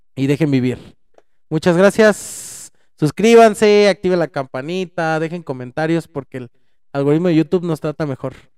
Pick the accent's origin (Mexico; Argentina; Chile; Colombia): Mexico; somos mexicanos, hablamos de la de México